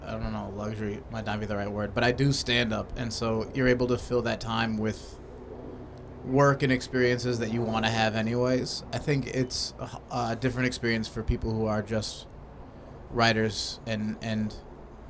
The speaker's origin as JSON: {"language": "English", "town": "Auburn Township", "region": "Ohio", "country": "United States", "moved": "yes", "said": "Originally, I'm from Ohio. It's called Auburn Township."}